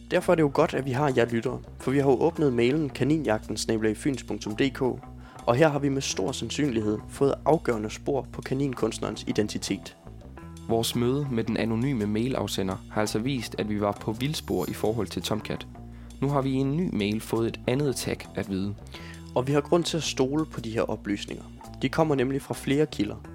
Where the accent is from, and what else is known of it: Southern Jutland, Southern Denmark, Denmark; born or raised there